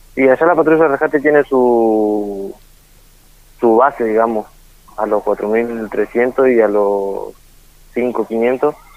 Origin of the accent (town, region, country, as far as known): Perito Moreno, Santa Cruz, Argentina; born or raised there